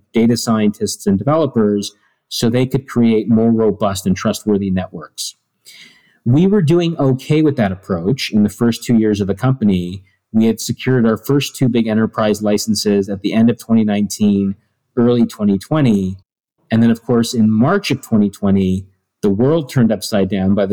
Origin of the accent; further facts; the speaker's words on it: Toronto, Ontario, Canada; I was born and raised on the East Coast, right? So I grew up in Toronto, just outside